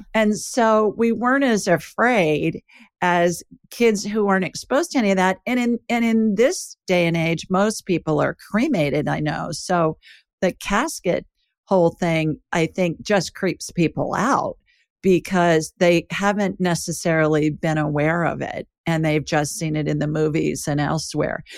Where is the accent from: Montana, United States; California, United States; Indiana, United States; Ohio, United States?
Ohio, United States; Columbus; when I was little, growing up in Ohio, there's a funeral home, Egan Ryan in Columbus, Ohio